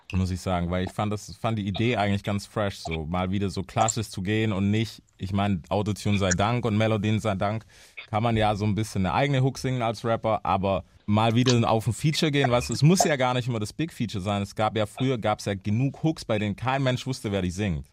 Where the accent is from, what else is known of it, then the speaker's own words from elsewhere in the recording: United States; now in Germany; bei uns in Amerika